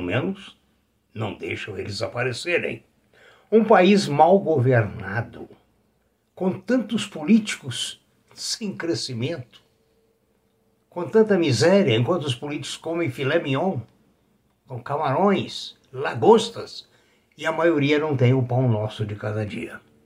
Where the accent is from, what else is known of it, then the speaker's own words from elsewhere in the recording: Brazil; sou brasileiro, amo essa pátria